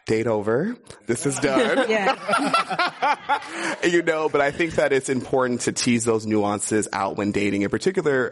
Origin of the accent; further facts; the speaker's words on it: Los Angeles, California, United States; now in San Francisco, United States; I grew up in Inglewood. I grew up in South Central